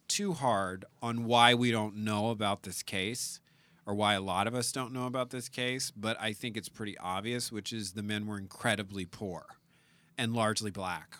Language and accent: English; South Louisiana, United States; now in California, United States; we're both from South Louisiana.